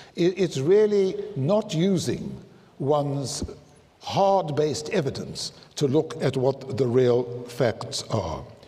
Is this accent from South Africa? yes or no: yes; South Africa; I'm South African